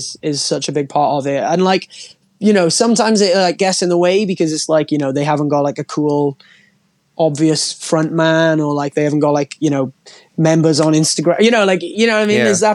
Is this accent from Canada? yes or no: no; United Kingdom; being a British band